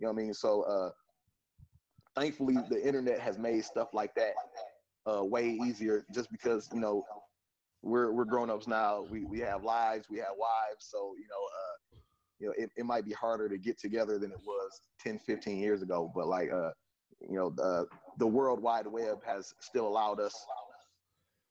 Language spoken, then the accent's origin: English; Detroit, Michigan, United States; we're from Detroit